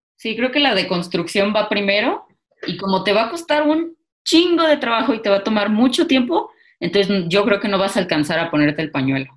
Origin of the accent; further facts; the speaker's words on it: Mexico; como mexicanas hemos sido educadas en familias machistas, al menos yo sí